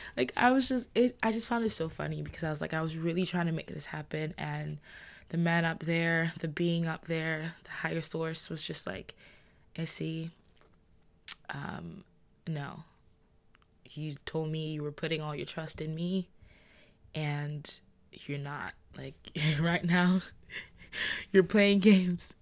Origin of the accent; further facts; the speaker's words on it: Nigeria; I'm Nigerian with a Nigerian passport.